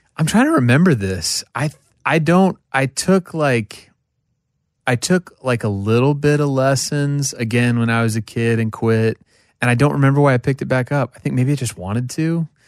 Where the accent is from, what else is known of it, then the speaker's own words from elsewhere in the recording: Oklahoma, United States; I'm from Oklahoma